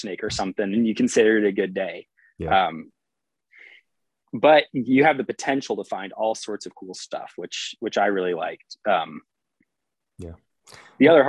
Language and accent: English; San Antonio area, Texas Hill Country, United States; also born or lived in New Mexico / Wimberley, Texas; So I was born out in New Mexico, but we moved to Texas, the kind of San Antonio area, when I was, I think, like 3 years old or something. And so I grew up basically my whole childhood in the hill country of Texas